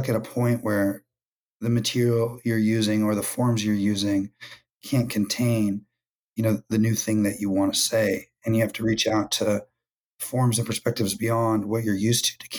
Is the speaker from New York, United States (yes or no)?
no; San Jose and Sacramento, California, United States; I'm from San Jose and Sacramento, California